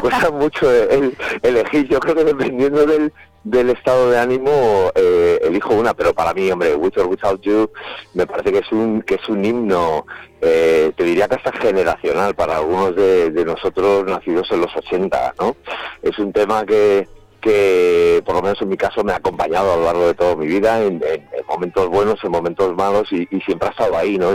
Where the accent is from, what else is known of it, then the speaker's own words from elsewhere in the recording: Madrid, Community of Madrid, Spain; nosotros somos de Madrid